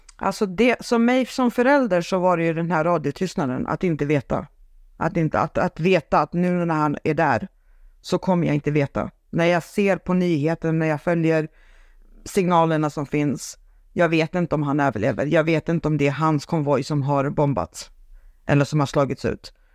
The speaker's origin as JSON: {"language": "Swedish", "country": "Sweden", "tie": "born or raised there", "also_born_or_lived": "Saint Petersburg, Russia", "said": "sen har jag uppvuxen i Sverige med en svensk mamma"}